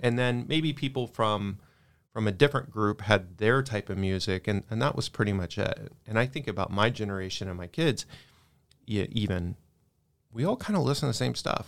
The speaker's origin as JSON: {"language": "English", "region": "Texas", "country": "United States", "said": "I'm from Texas"}